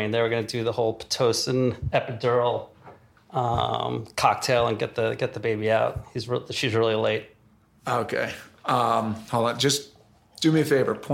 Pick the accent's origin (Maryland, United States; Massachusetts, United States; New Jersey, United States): New Jersey, United States; Newark; Don't tell these people we're from Newark, New Jersey.